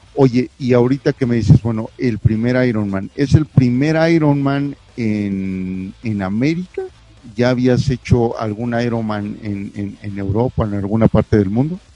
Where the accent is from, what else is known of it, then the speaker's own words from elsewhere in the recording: Mexico; aunque éramos mexicanos o somos mexicanos